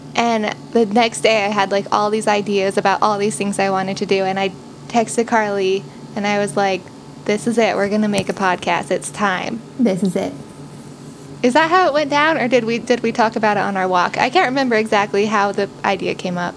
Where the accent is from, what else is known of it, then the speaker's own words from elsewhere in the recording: Utah, United States; we grew up here in Utah, and now we live in Salt Lake City